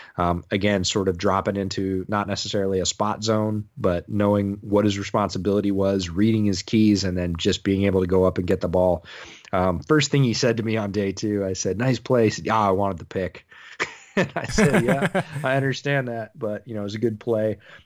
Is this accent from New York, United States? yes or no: yes; Syracuse, New York, United States; I grew up near Syracuse.